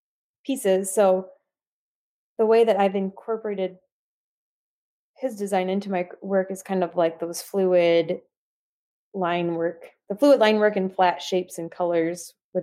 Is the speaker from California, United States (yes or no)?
no; Michigan, United States; I grew up in Southern Michigan, which is not close to the lake.